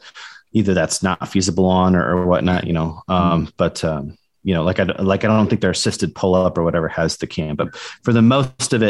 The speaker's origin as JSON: {"language": "English", "region": "Iowa", "country": "United States", "also_born_or_lived": "Tampa, Florida", "moved": "yes", "lives_now": "Colorado, United States", "said": "I'm originally from Iowa."}